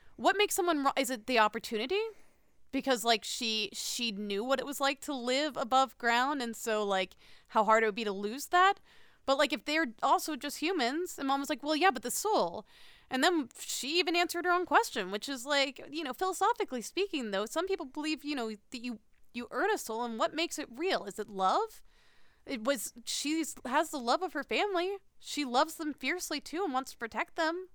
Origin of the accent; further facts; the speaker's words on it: United States; the answer is America